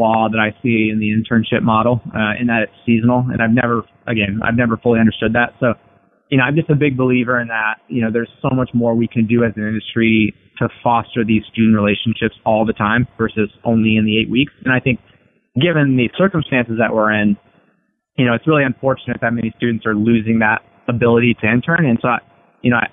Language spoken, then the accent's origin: English; Iowa, United States; moved away; I was from Iowa